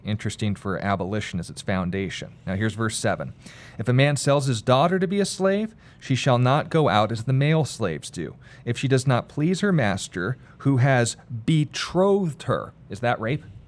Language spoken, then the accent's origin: English; United States; I'm an American